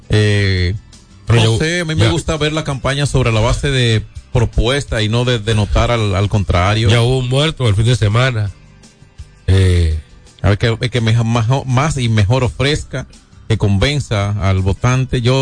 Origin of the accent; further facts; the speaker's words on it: San Francisco de Macorís, Duarte, Dominican Republic; San Francisco de Macorís. Tierra mía, mi tierrita.